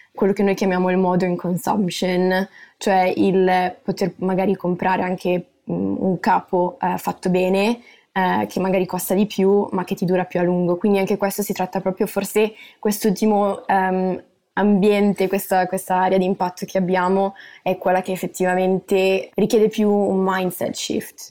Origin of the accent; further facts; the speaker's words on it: Milan, Lombardy, Italy; moved away as an adult; now in Netherlands; io sono nata e cresciuta a Milano